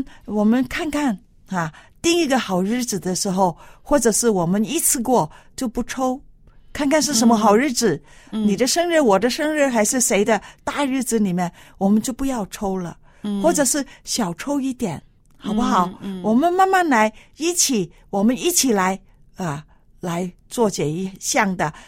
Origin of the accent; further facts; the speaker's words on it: China; 因为特别是我们中国人北方的啊、天气比较冷嘛，